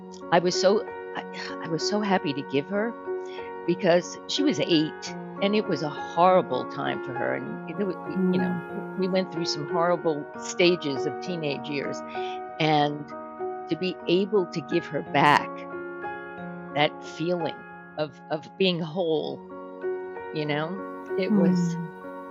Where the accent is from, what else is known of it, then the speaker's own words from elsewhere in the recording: Oceanside, New York, United States; also born or lived in Brooklyn, New York; we moved out to Long Island to a town called Oceanside